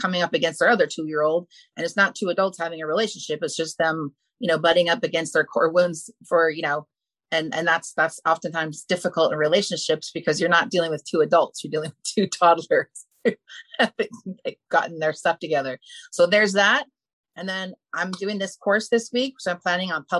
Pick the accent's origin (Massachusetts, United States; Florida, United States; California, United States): California, United States; Malibu; I grew up in Malibu and we have fires there